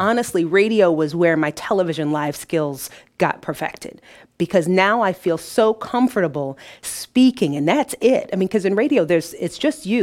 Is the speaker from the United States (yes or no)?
yes; Detroit, Michigan, United States; now in Peoria, United States; Detroit is where I was born.